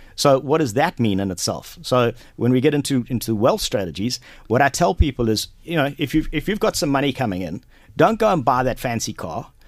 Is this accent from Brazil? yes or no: no; Durban, KwaZulu-Natal, South Africa; moved away as an adult; also born or lived in Johannesburg / Ballymena, Antrim (mother's origin); now in Kells, Ireland; I grew up in South Africa, been there for forty-two years. Um, I was born and raised there in Durban